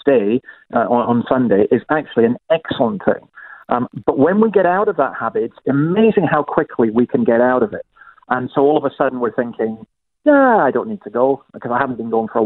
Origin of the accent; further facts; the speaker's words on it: Scotland, United Kingdom; moved away as an adult; now in Australia; I'm a Scottish Presbyterian